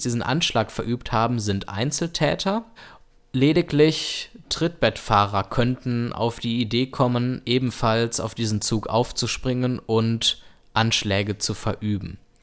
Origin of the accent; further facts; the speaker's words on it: Germany